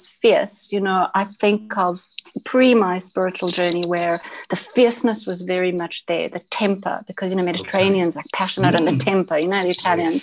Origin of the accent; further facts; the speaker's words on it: Johannesburg, Gauteng, South Africa; accent: South African English; I was born in Johannesburg, South Africa